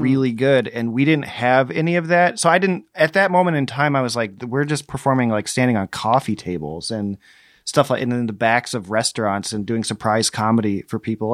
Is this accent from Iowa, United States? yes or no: yes; Muscatine, Iowa, United States; I grew up in Muscatine